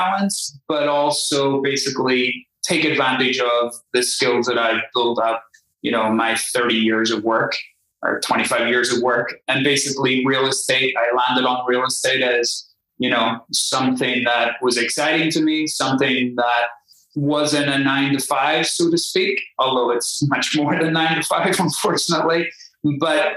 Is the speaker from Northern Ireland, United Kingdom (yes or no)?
yes; Belfast, Northern Ireland, United Kingdom; accent: Irish; moved away as an adult; also born or lived in Spain; now in United States; As you may be able to tell from the accent, I'm Irish. I was born in Belfast. I grew up and was educated